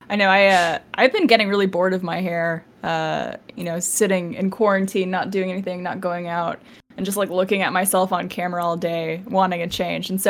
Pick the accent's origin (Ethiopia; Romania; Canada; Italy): Canada; I'm Canadian.